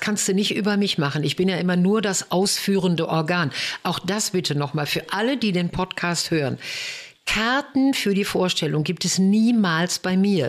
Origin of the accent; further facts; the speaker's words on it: Bochum, North Rhine-Westphalia, Germany; bei uns in Bochum.